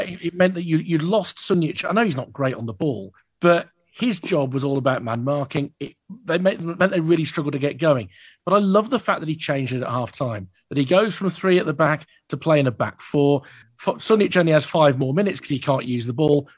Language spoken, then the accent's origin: English; Birmingham, West Midlands, United Kingdom; growing up in Birmingham, in South Birmingham, like I did